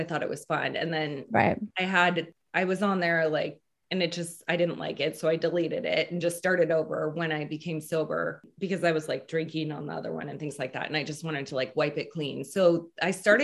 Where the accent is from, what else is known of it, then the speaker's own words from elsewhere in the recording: Seattle, Washington, United States; also born or lived in Louisiana; I grew up in Seattle and I am the youngest of four